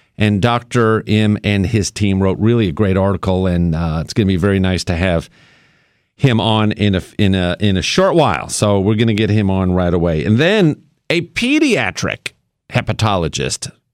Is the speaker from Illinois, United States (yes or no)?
no; New York, United States; moved away; my hometown of New York